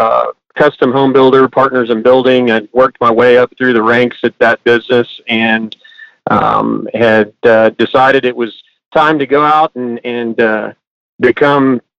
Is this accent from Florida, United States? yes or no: no; Hondo, Texas, United States; also born or lived in College Station, Texas; now in Houston, United States; I was born in Hondo, Texas on a family farm. And after I graduated high school, I moved to College Station